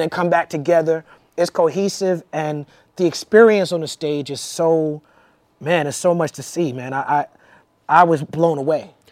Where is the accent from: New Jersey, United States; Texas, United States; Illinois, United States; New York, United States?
New York, United States; growing up in New York